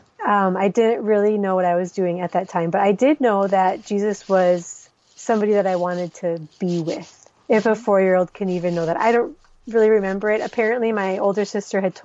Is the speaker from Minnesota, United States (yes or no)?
yes; Minnesota, United States; moved away as an adult; also born or lived in Somalia; now in Djibouti; I am originally from Minnesota, but my family has spent the last 17 years in the Horn of Africa